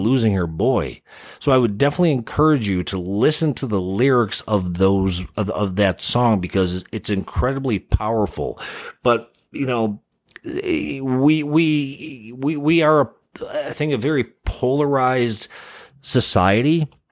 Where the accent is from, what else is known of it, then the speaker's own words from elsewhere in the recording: Chicago, Illinois, United States; moved away; growing up in the Midwest, um, from Chicago.